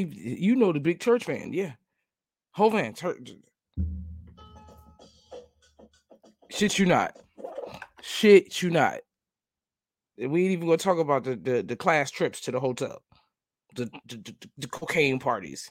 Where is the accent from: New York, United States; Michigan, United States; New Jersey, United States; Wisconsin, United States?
New Jersey, United States; moved away; I'm from New Jersey. I lived in New Jersey